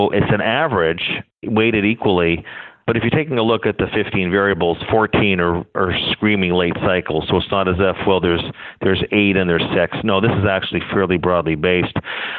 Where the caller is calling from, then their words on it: Toronto, Ontario, Canada; calling you from downtown Toronto at the moment.